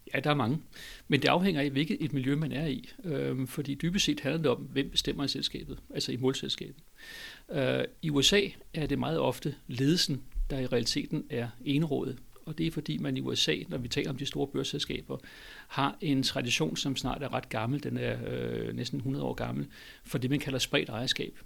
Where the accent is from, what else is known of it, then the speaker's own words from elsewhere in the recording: Denmark; som dansker